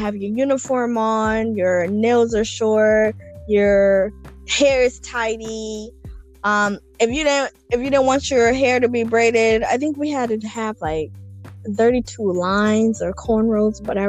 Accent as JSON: {"language": "English", "country": "Kenya", "tie": "born or raised there", "moved": "yes", "lives_now": "United States", "said": "growing up in Kenya"}